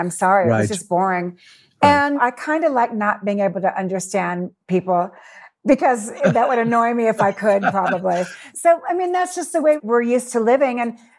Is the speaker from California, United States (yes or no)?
yes; Burbank, Thousand Oaks, California, United States; moved away as an adult; also born or lived in Hollywood, California / France / England / Thailand; now in Mexico City, Mexico; I was born in Hollywood, believe it or not. And I was raised in Burbank, California, in Thousand Oaks, which is a suburb of LA, about 40 right. minutes outside of LA. So I'm a California girl, mm-hmm. born and raised.